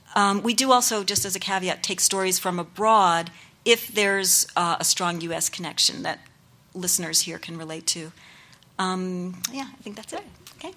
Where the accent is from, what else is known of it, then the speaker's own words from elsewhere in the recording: New York, United States; I'm a Puerto Rican, so my mom was Puerto Rican, my father was Jewish, and I grew up in New York